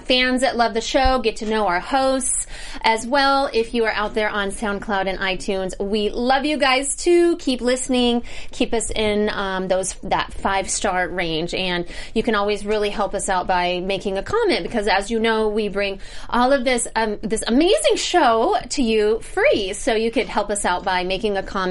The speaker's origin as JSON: {"language": "English", "region": "Missouri", "country": "United States", "said": "I am from Missouri."}